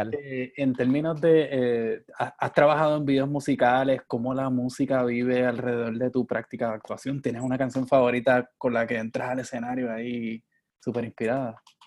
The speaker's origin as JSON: {"language": "Spanish", "country": "Puerto Rico", "said": "yo soy de Puerto Rico"}